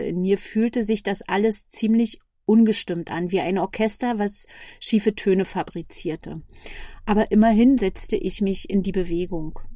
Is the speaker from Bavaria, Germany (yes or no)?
no; Berlin, Germany; Ich komme aus Berlin, bin 47 Jahre jung